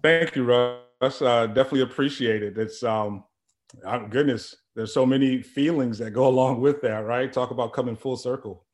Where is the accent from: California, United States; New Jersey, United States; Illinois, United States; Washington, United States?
Illinois, United States; Chicago; moved away; I'm originally from Chicago, and it's just a short drive. My family is still in the area.